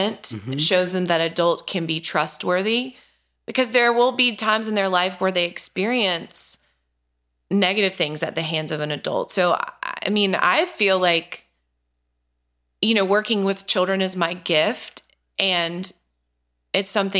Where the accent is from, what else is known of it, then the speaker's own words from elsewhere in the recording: North Carolina, United States; I grew up in North Carolina. I've lived here my whole life